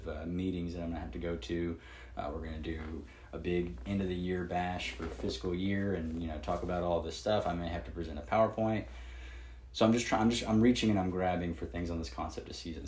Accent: the South, United States; I grew up down here in the South

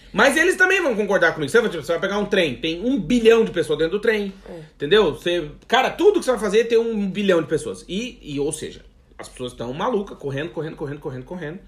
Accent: Rio Grande do Sul, Brazil; also born or lived in Santa Catarina / Blumenau; now in Portugal; Eu nasci no Grande Sul

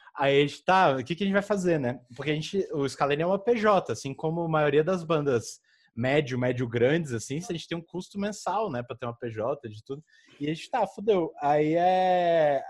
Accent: Federal District, Brazil; moved away; lá da minha terra, de, do Distrito Federal

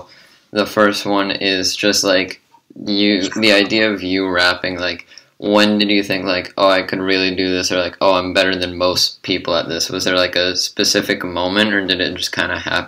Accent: Los Angeles, California, United States; moved away as an adult; now in New York, United States; I'm from Los Angeles, but I moved to New York a couple years back.

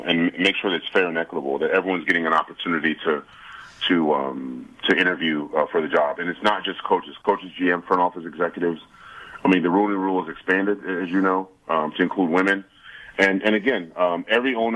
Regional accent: Washington, District of Columbia, United States; I grew up in Washington, D.C.

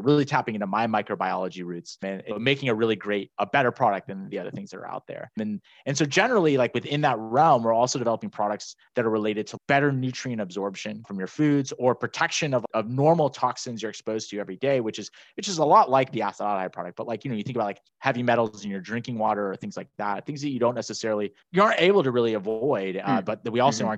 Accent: Northern California, United States; moved away as an adult; also born or lived in Miami; I'm originally from Northern California.

